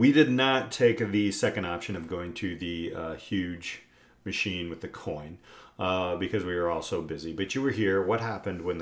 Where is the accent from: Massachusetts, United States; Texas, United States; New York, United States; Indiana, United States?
Indiana, United States; I say Carvana because I'm from Indiana.